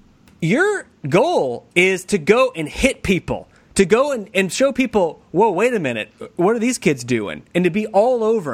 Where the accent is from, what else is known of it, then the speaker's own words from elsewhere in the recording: United States; as an American